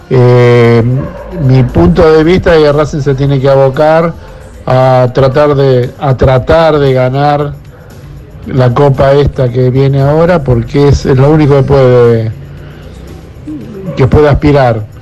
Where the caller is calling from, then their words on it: Caballito, Buenos Aires, Argentina; Buenas noches … de Caballito